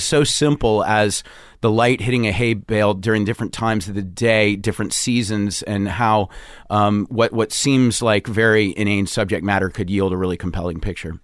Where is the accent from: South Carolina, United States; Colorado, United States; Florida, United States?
South Carolina, United States; Charleston; moved away as an adult; also born or lived in Providence, Rhode Island; I grew up in Charleston, South Carolina